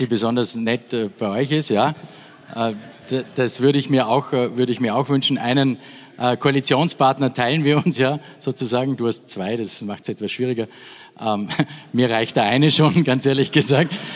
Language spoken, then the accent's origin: German; Austria; bei uns in Österreich